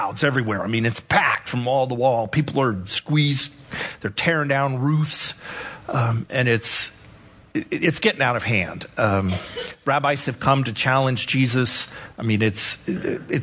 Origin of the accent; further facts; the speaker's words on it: El Paso, Texas, United States; Growing up in El Paso